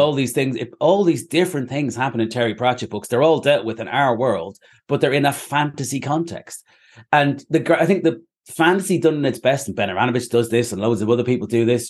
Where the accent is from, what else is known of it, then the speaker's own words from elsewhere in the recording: Ireland; now in Manchester, United Kingdom; I'm Irish.